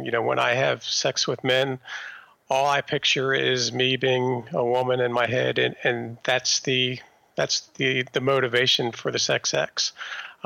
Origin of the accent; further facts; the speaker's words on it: Maryland suburbs, United States; I grew up in the Maryland suburbs